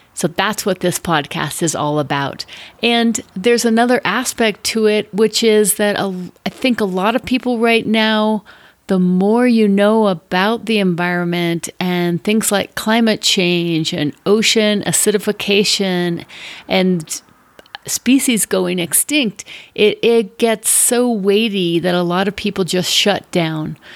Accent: Denver, Colorado, United States; I grew up in Denver, Colorado, as one of eight kids in a big Catholic family

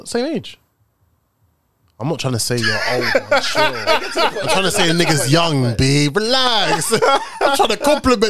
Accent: London, United Kingdom; I'm from Lewisham.

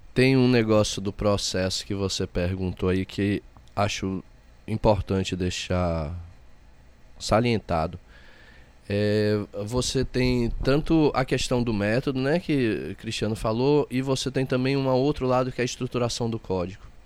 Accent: south of Minas Gerais, Brazil; now in Olinda, Brazil; eu sou do sul de Minas Gerais, é, mas saí de lá muito jovem e percorri muitos lugares

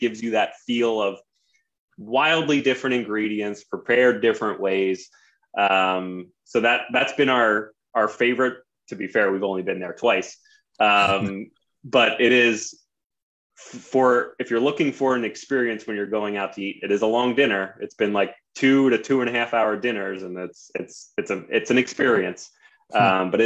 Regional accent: Sinking Spring, Pennsylvania, United States; I grew up in Sinking Spring

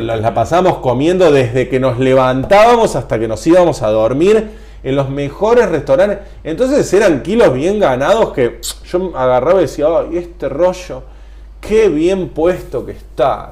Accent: Argentina; en Argentina, cuando decimos limonas secas, nos referimos al limón amarillo, que es el limón más común acá

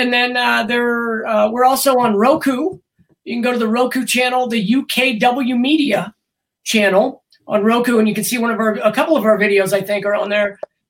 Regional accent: Colorado, United States; We're from Colorado. Columbine's right down the road.

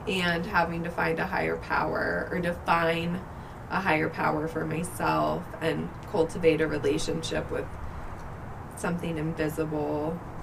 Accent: Fort Collins, Colorado, United States; I was born and raised in Fort Collins, Colorado. I've lived here most of my life

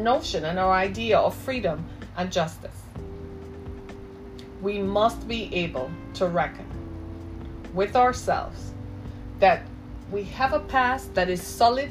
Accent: United States

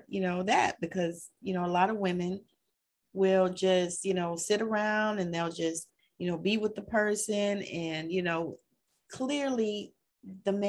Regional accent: the South, United States; I'm old fashioned and I'm from the South

